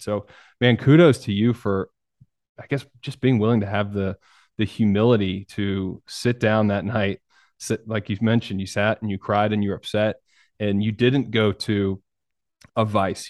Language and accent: English; New York, United States; I was born in New York and I got a bunch of family in New York